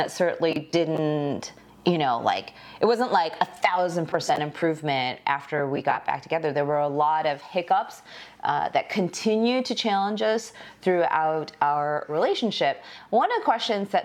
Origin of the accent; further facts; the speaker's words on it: United States; first language Korean; English is a second language; I'm Korean American